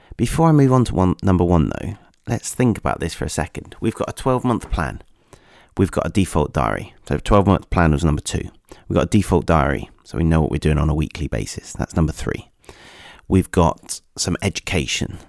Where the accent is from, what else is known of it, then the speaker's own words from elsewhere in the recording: Nottingham, East Midlands, United Kingdom; my hometown, Nottingham